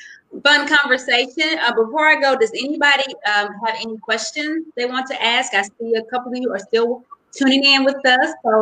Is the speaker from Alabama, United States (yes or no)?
yes; Roanoke, Alabama, United States; I'm from Roanoke, Alabama, deep South.